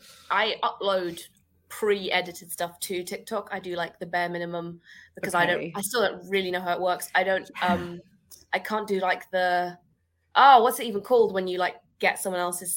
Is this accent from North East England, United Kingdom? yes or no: no; Scotland, United Kingdom; accent: weird accent; I am Scottish. I just have a weird accent.